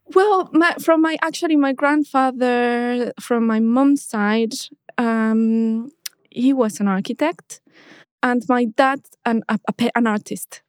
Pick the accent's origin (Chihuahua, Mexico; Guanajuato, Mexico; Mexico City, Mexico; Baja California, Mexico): Mexico City, Mexico; now in London, United Kingdom; I was born in Mexico and I grew up in Mexico City.